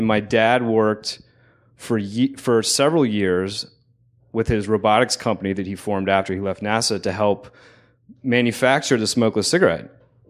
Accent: Newport News, Virginia, United States; I came all the way from, I was born in Newport News, Virginia.

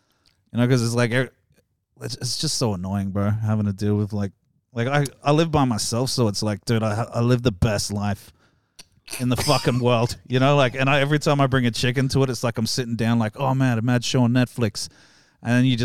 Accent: New South Wales, Australia; also born or lived in Perth, Western Australia; Born in Perth, raised in New South Wales.

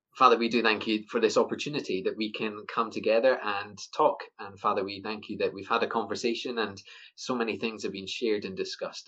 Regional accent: Scotland, United Kingdom; I'm Scottish

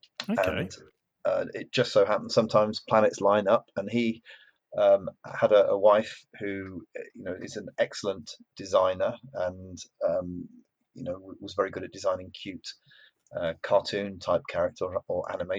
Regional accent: Yorkshire and the Humber, United Kingdom; I'm from Yorkshire

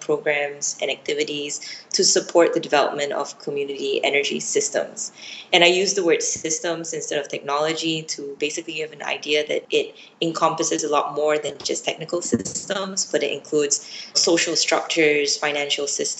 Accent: Penang, Malaysia; moved away as an adult; also born or lived in United States; I was born and grew up in Penang, which is a little island state.

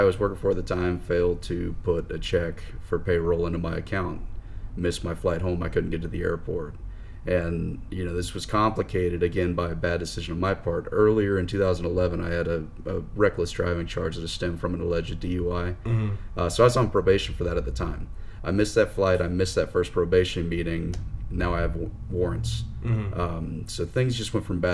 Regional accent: Southeast, United States; I'm from the Southeast

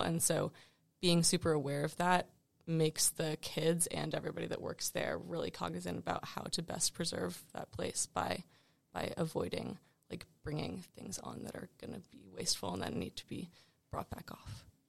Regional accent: Richmond, Virginia, United States; I'm from Richmond, Virginia

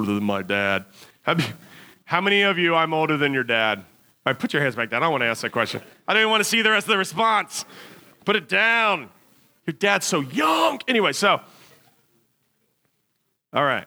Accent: United States; as Americans

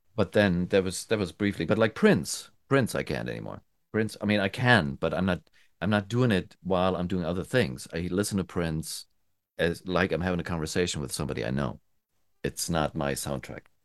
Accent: Germany; moved away as an adult; also born or lived in United States; I'm from Germany, um, and I moved to the States in the nineties, and I went back

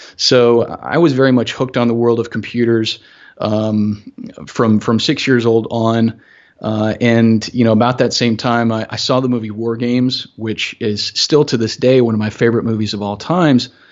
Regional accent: Augusta, Georgia, United States; growing up in Augusta, um, fairly small city

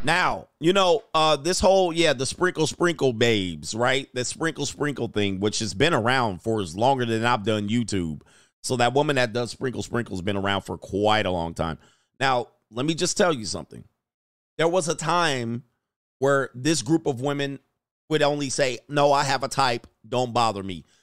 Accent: Southern California, United States; also born or lived in San Fernando Valley / Newport Beach, Orange County; I grew up in Southern California

